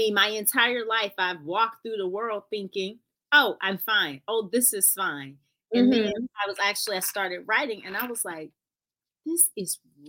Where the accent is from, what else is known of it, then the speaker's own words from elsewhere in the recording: Florida, United States; Florida girls.